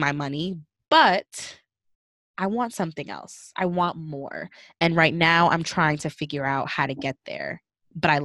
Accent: Northeast Coast, United States; I'm from the Northeast Coast

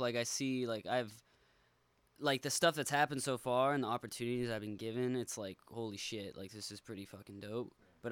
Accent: San Marcos, California, United States; I'm like from San Marcos here, like which is kind of the boonies of San Diego

